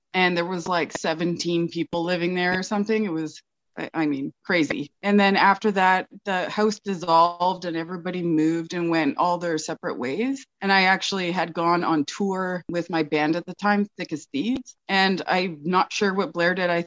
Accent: Toronto, Ontario, Canada; also born or lived in Guelph, Ontario; now in Fort St. James, Canada; I'm from Toronto

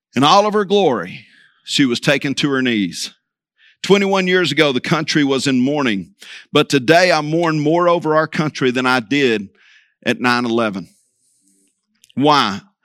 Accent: Vigo Park, Texas, United States; I'm from Vigo Park, actually seven miles from Vigo

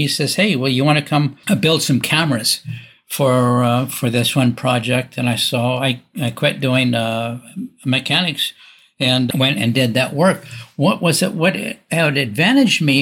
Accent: Newport Beach, California, United States; moved away as an adult; also born or lived in Washington State; I grew up in Newport Beach, California, in a very wealthy area on an island in the middle of the Newport Harbor

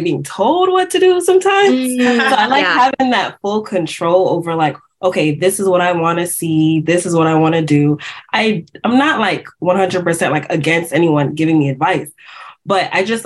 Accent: Palm Beach, Florida, United States; I'm from Palm Beach, Florida. I grew up here and I'm still here

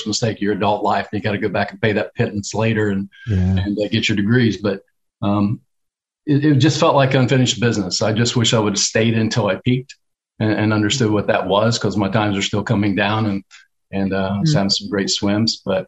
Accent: Portsmouth, Ohio, United States; now in Tampa, United States; Portsmouth, Ohio.

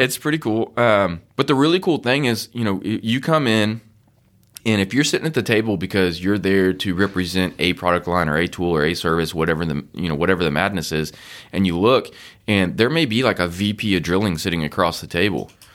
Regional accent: Austin, Texas, United States; I grew up in Austin

